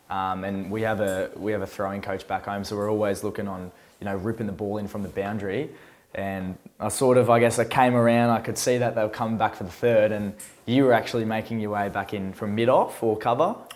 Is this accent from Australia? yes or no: yes; Australia; now in United Kingdom; even for an Australian, uh, as an Australian, I think I'm average.